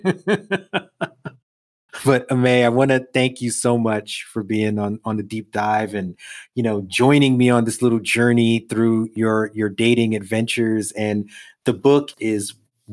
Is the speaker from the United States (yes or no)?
yes; New York, United States; I grew up in New York